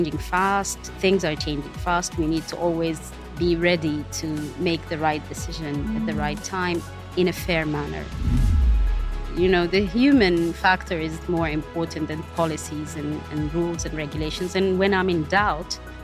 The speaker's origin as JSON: {"language": "English", "region": "Khartoum", "country": "Sudan", "tie": "born or raised there", "moved": "as an adult", "lives_now": "Dubai, United Arab Emirates", "said": "I was born in Sudan, Khartoum mainly, which is the capital. And I was raised there, and I've lived all of my life"}